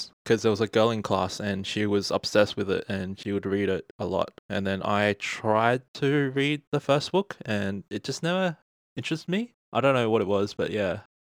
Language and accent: English; Australia; We are two Australian-born Chinese